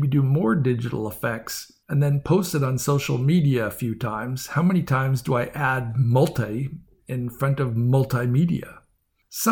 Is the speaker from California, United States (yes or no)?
yes; San Francisco Bay Area, California, United States; now in San Diego, United States; I grew up in the San Francisco Bay Area, so I know my fog.